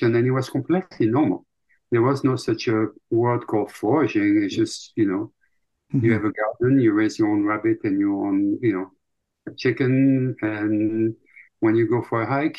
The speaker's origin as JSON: {"language": "English", "country": "Belgium", "tie": "born or raised there", "accent": "French", "second_language": "English", "moved": "as an adult", "lives_now": "United States", "said": "my grandma is actually the one that teach me wild food when I was growing up in Belgium"}